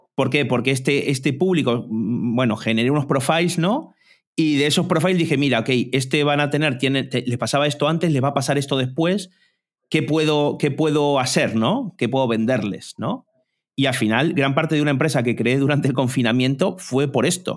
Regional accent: Argentina; soy argentino también

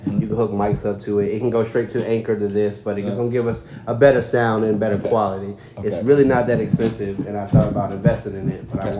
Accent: Carrboro, North Carolina, United States; You know I'm from Carrboro, right?

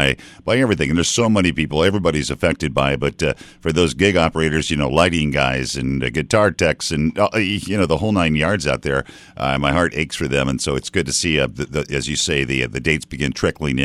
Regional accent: Iowa, United States; moved away; I grew up actually in a very, very small town in Iowa.

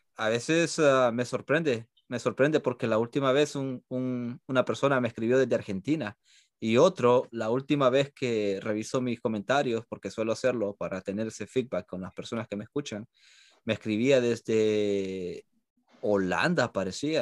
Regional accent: El Salvador; now in United States; Todos somos, sí, somos de allá

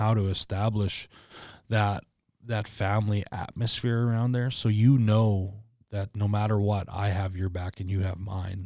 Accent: Regina, Saskatchewan, Canada; I was born and raised in Regina

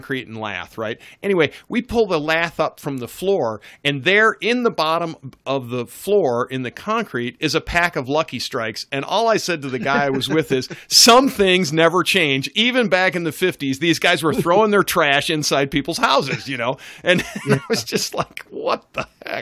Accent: Northeast, United States; moved away; I grew up in the Northeast

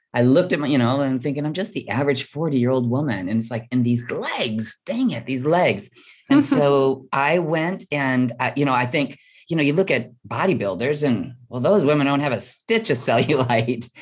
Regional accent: Midwest, United States; I was born and raised in the Midwest

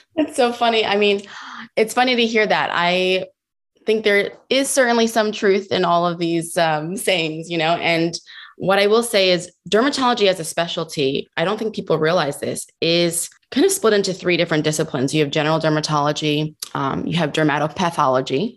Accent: New Jersey, United States; I'm from New Jersey

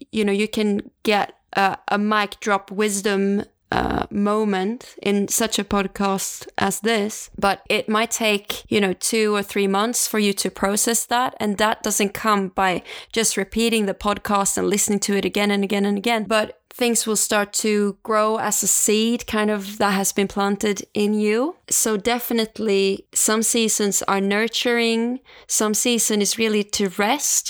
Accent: Stockholm, Stockholm County, Sweden; moved away; back to Stockholm, uh, my hometown

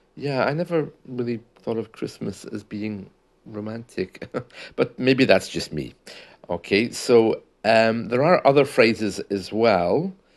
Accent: United Kingdom; we usually say that in the U K

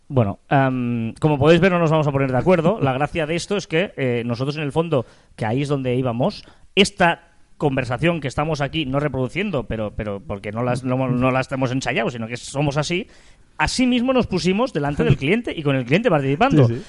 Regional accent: Catalonia, Spain; Somos catalanes

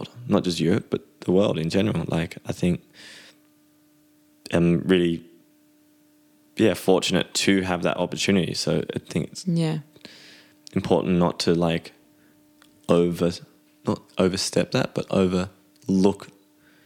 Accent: Byron Bay, New South Wales, Australia; moved away as an adult; now in Amsterdam, Netherlands; as an Australian living on the other side of the world, as beautiful as our country is

